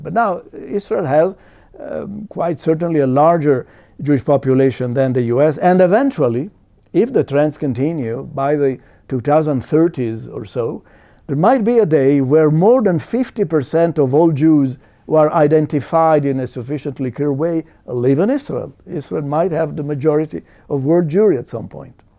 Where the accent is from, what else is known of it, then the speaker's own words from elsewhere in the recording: Italy; I was born in Italy.